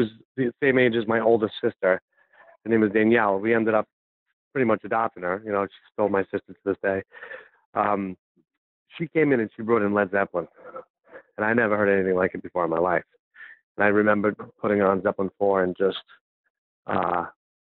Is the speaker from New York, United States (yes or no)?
yes; Valley Stream, New York, United States; I grew up in Valley Stream, New York